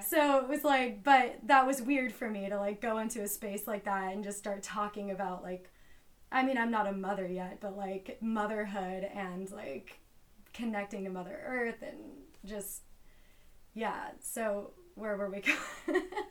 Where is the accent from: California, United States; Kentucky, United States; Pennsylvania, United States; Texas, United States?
California, United States; Los Angeles; I am from Los Angeles